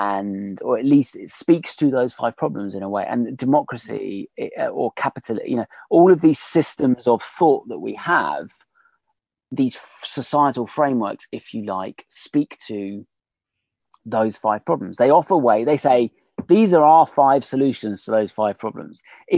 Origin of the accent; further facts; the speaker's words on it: Australia; Absolutely. Well, we as in the Australians.